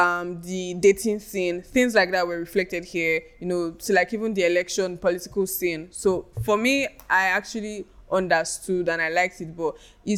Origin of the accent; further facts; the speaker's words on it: Nigeria; where we are right now as a country, and our headspace generally as Nigerian youths.